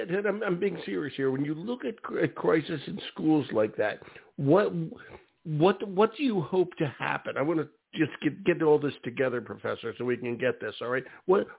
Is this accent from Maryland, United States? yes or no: no; Philadelphia, Pennsylvania, United States; I'm from West Philly.